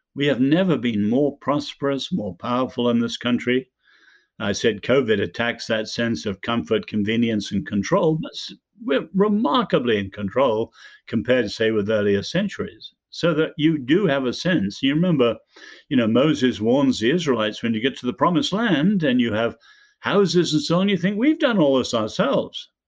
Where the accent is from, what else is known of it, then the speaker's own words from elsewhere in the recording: Ireland; we're both Irish